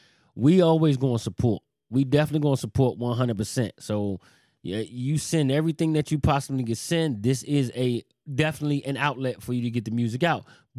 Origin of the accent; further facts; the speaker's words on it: New York, United States; I'm from New York.